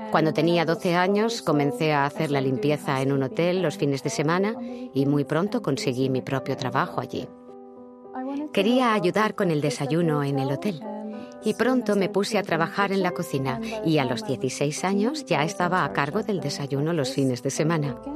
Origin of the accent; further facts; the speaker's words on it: Malmö, Skåne, Sweden; born there; mis padres son de Chile, se unieron en Suecia y luego llegué yo, que nací en Malmo.